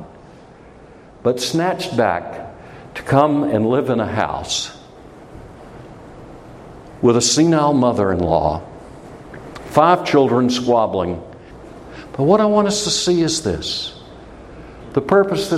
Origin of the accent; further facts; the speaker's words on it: United States; I'm an American and I love my country